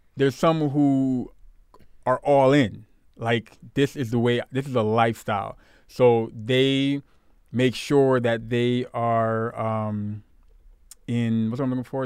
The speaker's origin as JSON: {"language": "English", "town": "Brooklyn", "region": "New York", "country": "United States", "tie": "born or raised there", "said": "growing up in Brooklyn, the part that I did, we had a lot of, um, fellow West Indian, Caribbean people"}